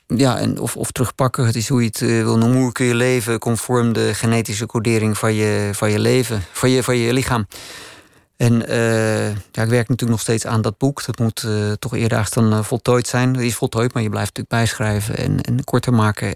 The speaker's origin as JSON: {"language": "Dutch", "country": "Netherlands", "moved": "yes", "lives_now": "Austria"}